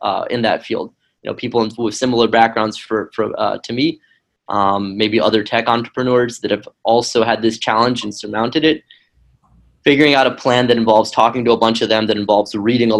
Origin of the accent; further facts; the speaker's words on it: Tennessee, United States; moved away as an adult; also born or lived in Ukraine / Israel; I grew up in Tennessee, which is kind of a strange place